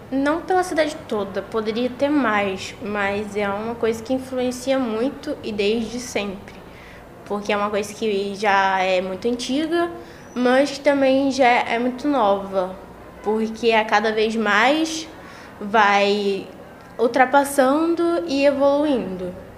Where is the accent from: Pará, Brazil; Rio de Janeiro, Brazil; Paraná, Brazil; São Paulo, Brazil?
Rio de Janeiro, Brazil; eu sou carioca, nasci no Rio